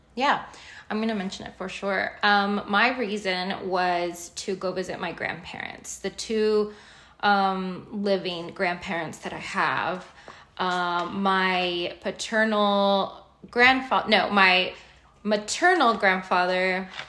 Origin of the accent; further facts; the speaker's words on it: United States; also born or lived in Mexico; I've lived my life, my entire life here. I came here when I was 3 years old.